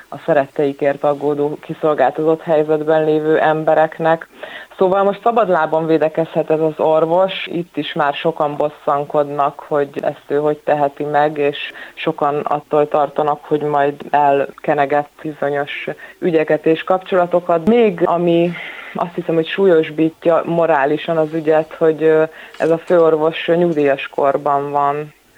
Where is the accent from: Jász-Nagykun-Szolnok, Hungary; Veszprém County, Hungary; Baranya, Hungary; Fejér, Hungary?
Jász-Nagykun-Szolnok, Hungary; Szolnok; én szolnoki vagyok, szolnokon élek